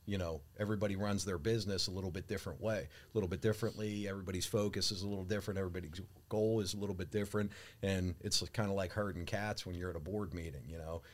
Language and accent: English; Pittsburgh, Pennsylvania, United States; being a Pittsburgh guy, Um, born and raised in Pittsburgh